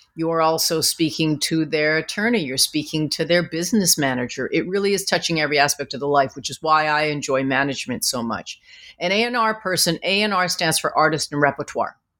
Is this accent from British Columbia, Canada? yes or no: yes; Vancouver, British Columbia, Canada; moved away; growing up in Vancouver, I was a yellow girl in a white world who wanted to be white